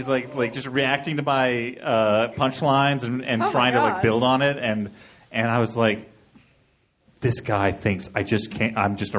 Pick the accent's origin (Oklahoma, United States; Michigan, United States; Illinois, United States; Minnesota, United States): Illinois, United States; I volunteered for it because I'm from Illinois, and I was like, I would like to make fun of my state.